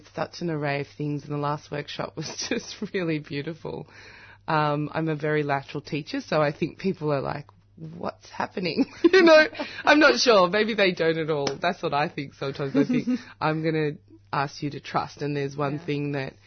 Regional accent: Australia; my parents were displaced, came as political refugees from South Africa. When I'm in South Africa, I love it, but I'm Australian

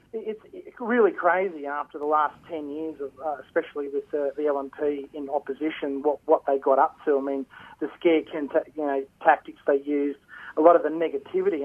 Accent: Queensland, Australia; as a Queenslander

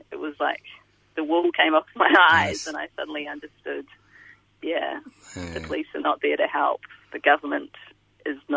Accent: Christchurch, Canterbury, New Zealand; born or raised there; moved away as an adult; now in Melbourne, Australia

